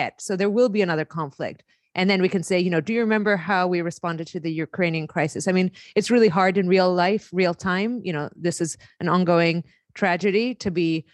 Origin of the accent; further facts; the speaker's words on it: Greece; moved away; I grew up in Greece